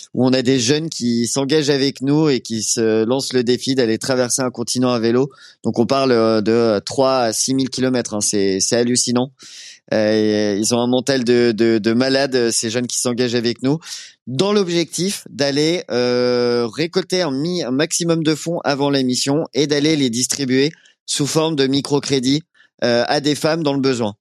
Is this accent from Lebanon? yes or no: no; Rouen, Normandy, France; moved away; je venais de Rouen